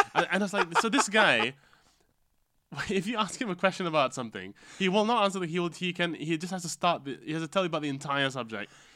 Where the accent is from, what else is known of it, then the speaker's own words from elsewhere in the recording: Malaysia; from being Malaysian